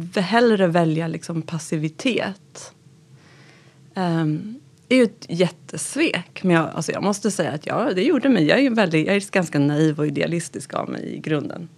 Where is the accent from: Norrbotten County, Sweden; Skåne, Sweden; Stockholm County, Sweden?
Stockholm County, Sweden; Gustavsberg; also born or lived in Tehran, Iran; växte upp i Gustavsberg